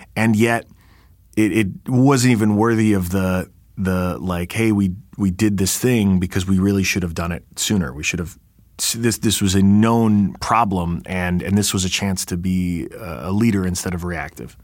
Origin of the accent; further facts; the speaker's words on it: New York, United States; I'm a New Yorker